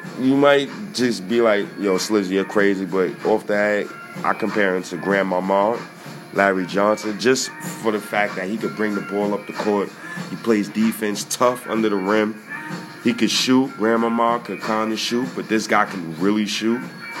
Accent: Ghana; I'm Ghanaian, by the way. So shout-outs to you, brother. Madasa. That was Ghanaian.

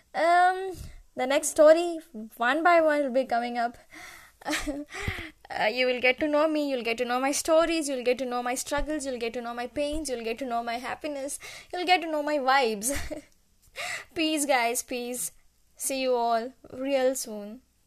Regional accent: Kottayam, Kerala, India; English is a second language; also born or lived in Chennai, Tamil Nadu; now in Bangalore, India; I was born in Chennai and I was brought up in Kerala, Kerala, Kottayam.

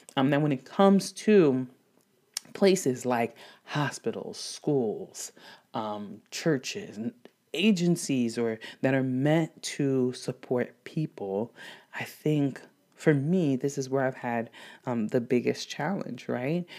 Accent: DR Congo; now in United States; growing up in Democratic Republic of Congo, at least before, um, migrating to the United States

